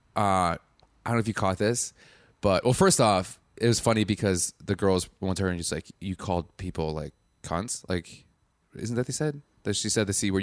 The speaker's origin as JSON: {"language": "English", "town": "Madison", "region": "Wisconsin", "country": "United States", "tie": "born or raised there", "said": "I'm from Wisconsin"}